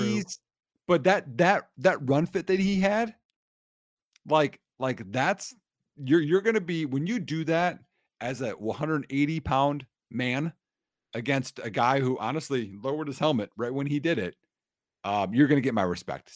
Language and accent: English; Wisconsin, United States; I'm from Wisconsin